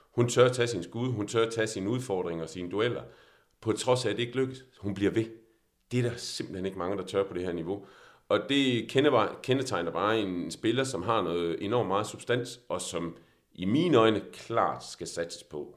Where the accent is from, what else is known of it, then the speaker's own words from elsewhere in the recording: Denmark; vi er også som danskere